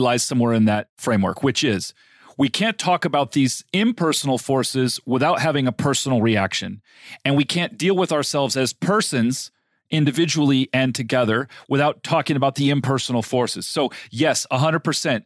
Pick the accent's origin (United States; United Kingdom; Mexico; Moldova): United States; also born or lived in Middle East; being an American